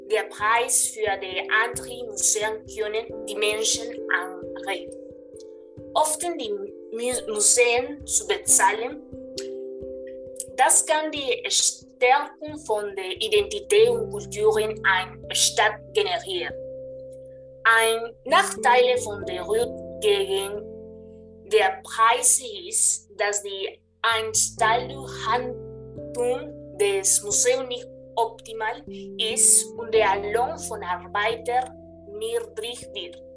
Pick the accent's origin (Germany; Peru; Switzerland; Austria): Peru; German is a second language; In meinem Heimatland Peru ist die Situation besonders.